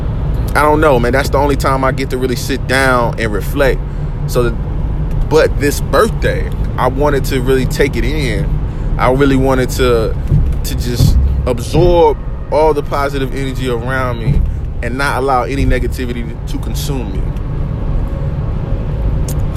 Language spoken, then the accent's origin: English; Oak City, North Carolina, United States; I come from Oak City, North Carolina.